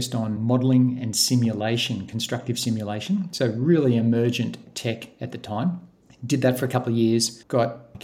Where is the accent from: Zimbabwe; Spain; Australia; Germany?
Australia; Gosford, New South Wales; moved away as an adult; now in Queensland, Australia; I grew up in New South Wales in Gosford